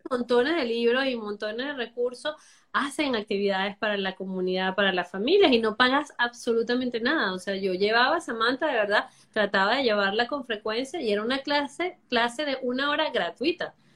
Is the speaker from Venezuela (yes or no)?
yes; Venezuela; moved away as an adult; now in Miami, United States; Soy venezolana. Ya tengo, voy para los ocho años aquí